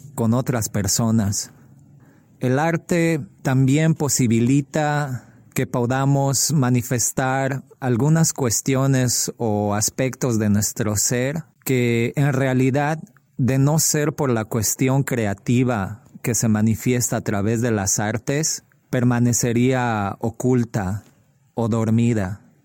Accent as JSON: {"language": "Spanish", "country": "Bolivia", "moved": "yes", "lives_now": "Chicago, United States", "said": "soy boliviano y vivo en Chicago"}